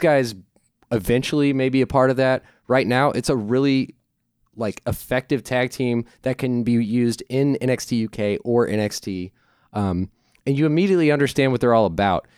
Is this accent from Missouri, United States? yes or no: yes; St. Louis, Missouri, United States; I'm from Saint Louis.